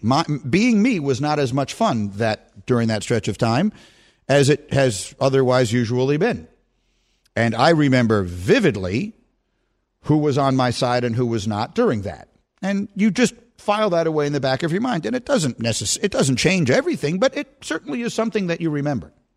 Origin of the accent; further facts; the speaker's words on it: New York City, New York, United States; two kids from the city